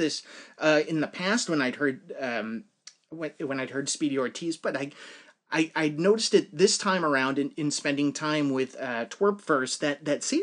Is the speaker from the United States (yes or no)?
yes; New England, United States; I am also from New England